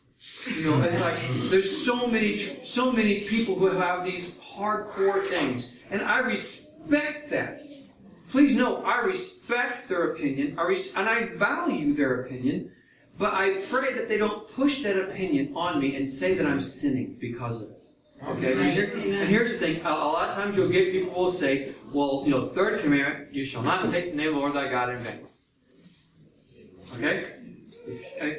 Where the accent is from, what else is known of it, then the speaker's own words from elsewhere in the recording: United States; I'm from the United States